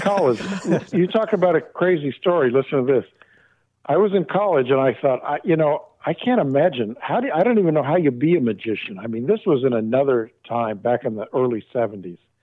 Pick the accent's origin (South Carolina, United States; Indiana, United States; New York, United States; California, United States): California, United States; Arcadia; I grew up in Arcadia, about oh 25 miles from there